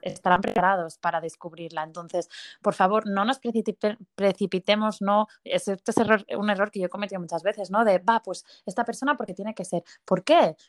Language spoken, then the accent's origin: Spanish; Barcelona, Catalonia, Spain; soy de Barcelona y tengo 30 años